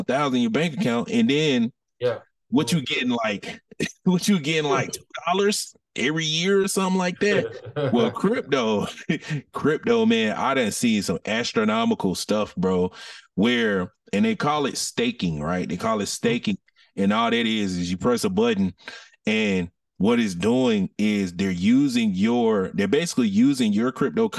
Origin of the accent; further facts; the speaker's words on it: Atlanta, Georgia, United States; I'm born and raised from Atlanta